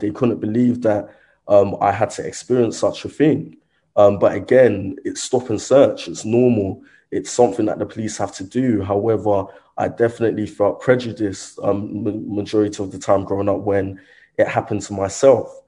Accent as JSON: {"language": "English", "region": "London", "country": "United Kingdom", "tie": "born or raised there", "also_born_or_lived": "Croydon, South London", "said": "growing up in Brixton, South London"}